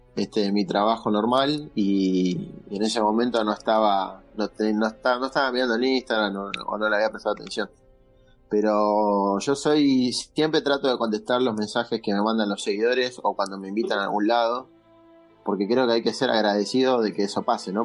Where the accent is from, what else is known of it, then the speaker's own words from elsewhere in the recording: Argentina; now in Buenos Aires, Argentina; yo soy de Capital, vivo acá en Capital, pero soy de provincia en realidad.